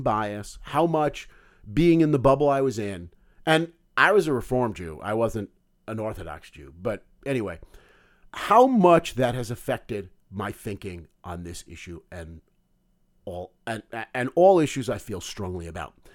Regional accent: United States; I grew up Jewish in America

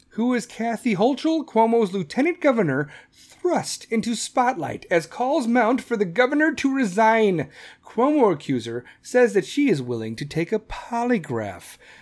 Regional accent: Chicago, Illinois, United States; Chicago, my hometown

